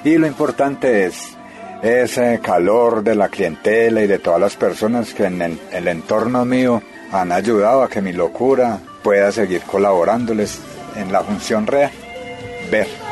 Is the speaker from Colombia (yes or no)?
yes; Paisa region, Caldas, Colombia; como somos paisas